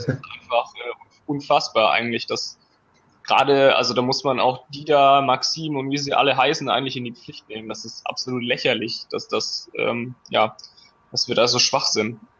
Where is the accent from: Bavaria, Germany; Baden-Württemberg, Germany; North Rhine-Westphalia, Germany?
Baden-Württemberg, Germany; the Stuttgart area; now in Frankfurt, Germany; ich komme eigentlich aus der Gegend von Stuttgart, bin mittlerweile 29 Jahre alt, äh, wohne in Frankfurt